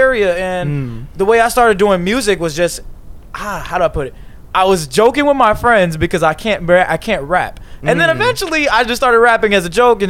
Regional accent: Chicago suburbs, near Blue Island, Illinois, United States; I'm from Chicago suburbs, a little town called Cree. But we could just say it's like near Blue Island, that around that area

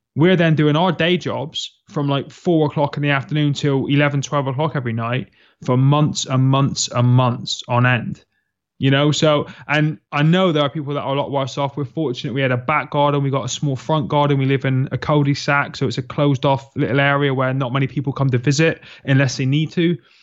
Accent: Plymouth, South West England, United Kingdom; you'll find me in the southwest of England, in a quaint little city called Plymouth, where I was born and bred

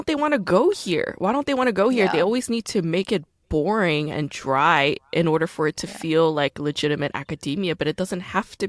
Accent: South Korea; born there; And also, I was born in Korea, which is, you know, faster in terms of time.

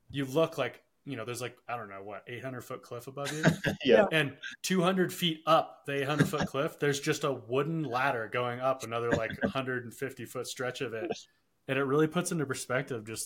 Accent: Durango, Colorado, United States; I grew up in Durango

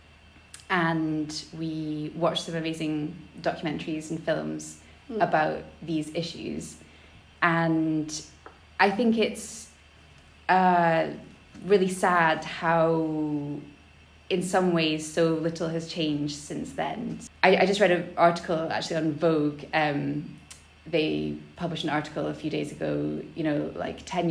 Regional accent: Elgin, Scotland, United Kingdom; I grew up in Elgin, which is in the northeast of Scotland

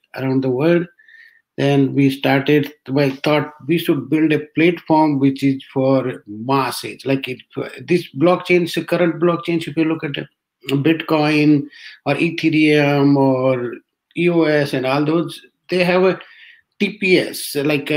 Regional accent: Rajasthan, India; moved away as an adult; also born or lived in Delhi / Bangalore / Ireland / Bay Area; I am from Rajasthan, basically born in a small village

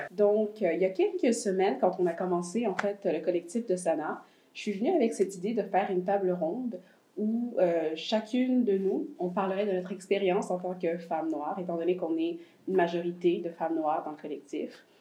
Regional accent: France; now in Montreal, Canada; moi, je suis française

